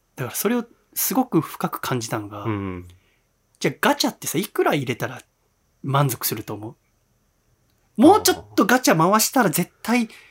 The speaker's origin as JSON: {"language": "Japanese", "town": "Yokohama", "region": "Kanagawa", "country": "Japan", "tie": "born or raised there", "said": "私横浜出身"}